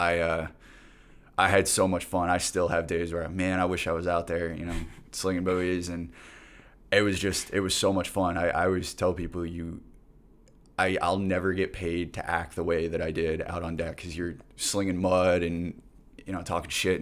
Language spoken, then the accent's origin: English; Plantation, Florida, United States; my hometown in Plantation, Florida.